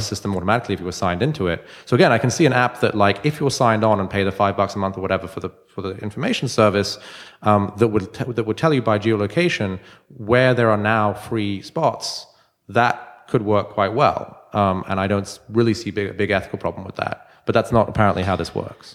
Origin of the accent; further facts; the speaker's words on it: London, United Kingdom; now in Baltimore, United States; I'm from London originally.